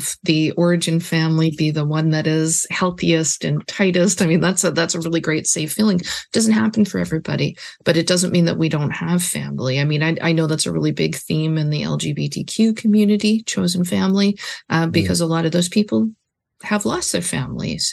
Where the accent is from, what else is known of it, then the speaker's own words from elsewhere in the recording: Canada; also born or lived in Vancouver; we're from Canada and I think we're both children of immigrants